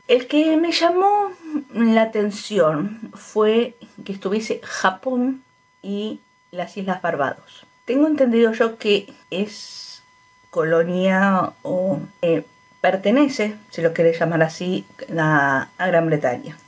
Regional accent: Argentina; la mayoría de argentinos son, somos descendientes de españoles y de italianos

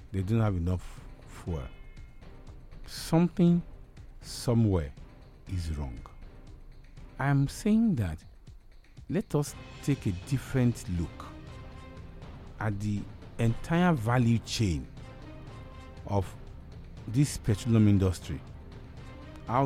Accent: Nigeria; as a Nigerian

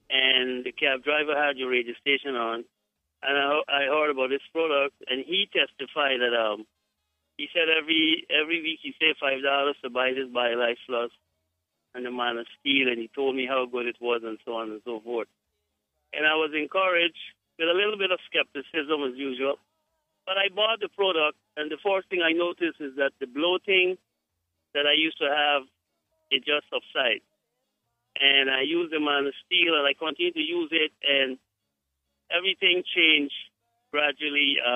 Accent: Guyana; I am from Guyana

